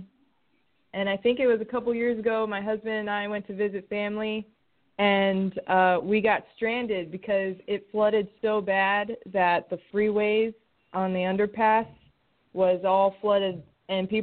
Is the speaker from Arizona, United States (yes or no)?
yes; Phoenix, Arizona, United States; moved away; also born or lived in California; my husband and I were born and raised in Phoenix, Arizona.